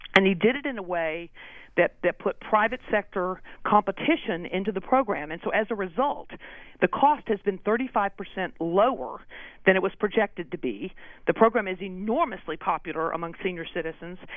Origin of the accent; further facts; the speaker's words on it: Austin, Texas, United States; moved away as an adult; now in Boston, United States; I i was actually in austin texas which is my hometown